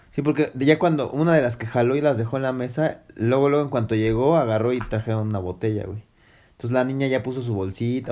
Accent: Mexico; tú como hombre mexicano

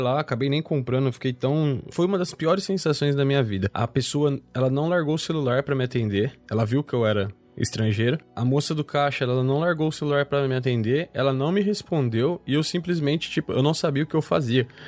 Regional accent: Campinas, São Paulo, Brazil; Porque eu sou campineiro

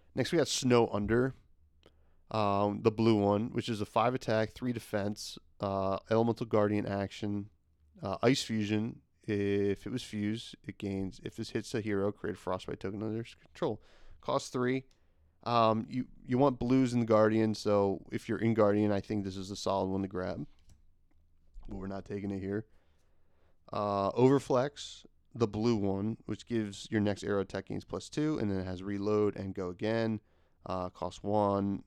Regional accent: New Jersey, United States; I'm from Jersey

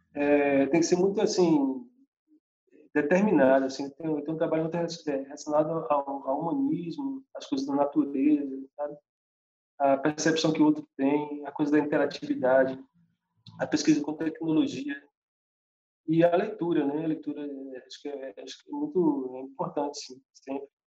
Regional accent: São Félix / Almas, Recôncavo Baiano, Bahia, Brazil; sou natural do, das Almas, do Recôncavo Baiano. E eu nasci entre engenhos antigos aqui, né? Minha infância toda cercada de casarões velhos

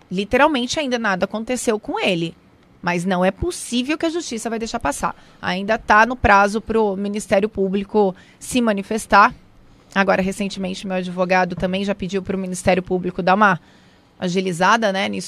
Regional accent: São José dos Campos, São Paulo, Brazil; eu nasci em São Paulo, porém quando minha mãe teve alta eu já fui embora para São José dos Campos, é onde eu vivo hoje

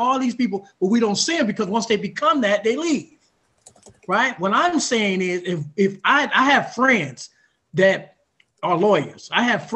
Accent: Oakland, California, United States; I grew up in North Oakland

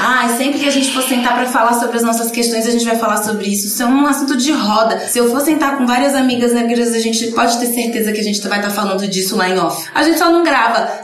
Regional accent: Camaçari, Bahia, Brazil; moved away; also born or lived in Candeias; eu nasci em Candeias, só nasci em Candeias. Eu fui criada em Camaçari.

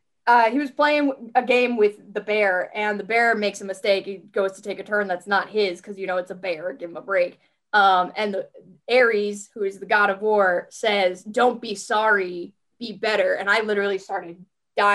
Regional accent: Rhode Island, United States; I'm from Rhode Island.

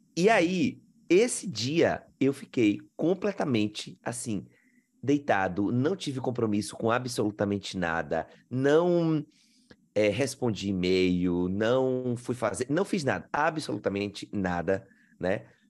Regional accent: Riachão do Jacuípe, Bahia, Brazil; moved away as an adult; now in Australia; eu sou baiano, do sertão da Bahia, Riachão do Jacuípe.

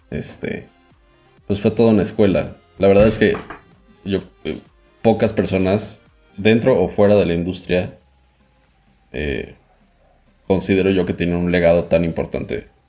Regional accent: Mexico; soy periodista de México.

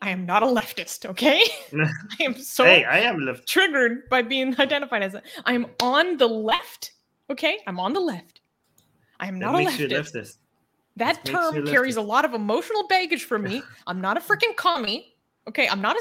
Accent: United States; me saying that as an American white person

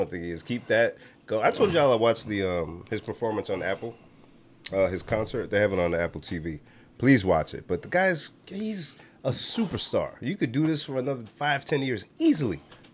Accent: Nigeria; But, I'm Nigerian.

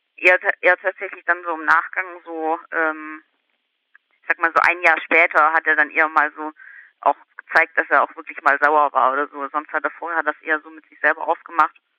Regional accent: Ulm, Baden-Württemberg, Germany; moved away; also born or lived in Hamburg; ich stamme ursprünglich aus Ulm

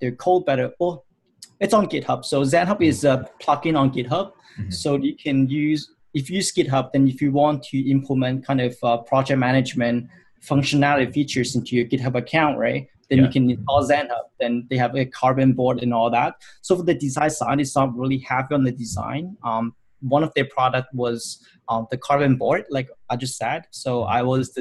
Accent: Hong Kong; moved away as an adult; now in Vancouver, Canada; I'm originally from Hong Kong, so I finished my college in Hong Kong

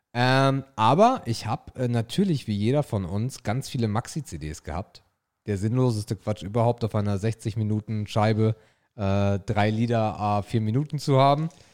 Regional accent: the North, Northern Germany, Germany; Wir kommen aus dem Norden

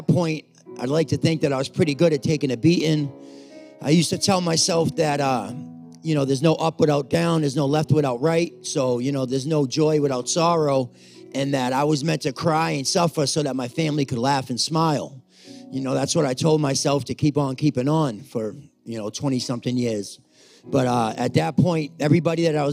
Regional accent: Cape Cod, Massachusetts, United States; also born or lived in Brockton; I'm from Cape Cod

